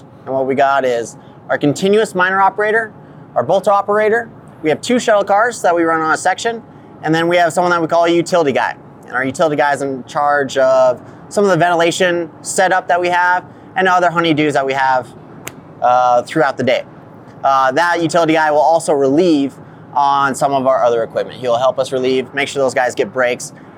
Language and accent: English; Las Vegas, Nevada, United States; moved away; also born or lived in South Dakota; I'm from Las Vegas, Nevada.